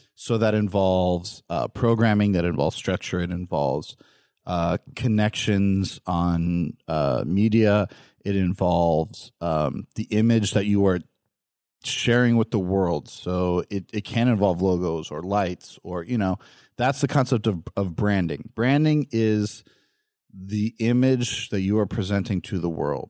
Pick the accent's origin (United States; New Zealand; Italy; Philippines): United States; California; Growing up in California, um, we have the Glendale Hospital